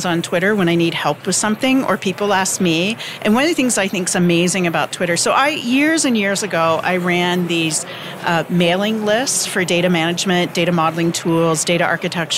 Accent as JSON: {"language": "English", "region": "Midwestern U.S.", "country": "United States", "tie": "born or raised there", "said": "Growing up in Midwestern U.S. with very few connections"}